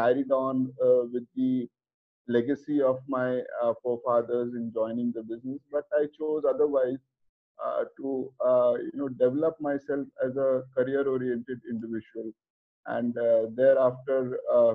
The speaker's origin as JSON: {"language": "English", "town": "Kolkata", "region": "West Bengal", "country": "India", "tie": "born or raised there", "moved": "as an adult", "lives_now": "Mumbai, India", "said": "being born and brought up in Kolkata"}